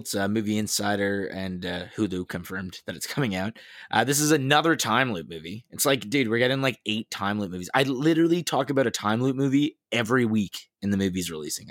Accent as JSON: {"language": "English", "town": "Queens", "region": "New York", "country": "United States", "said": "Queens. Hey, I'm from Queens."}